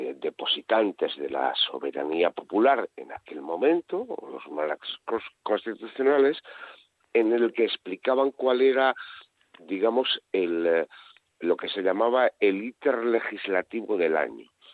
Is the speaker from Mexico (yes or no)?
no; Asturias, Spain; yo soy asturiano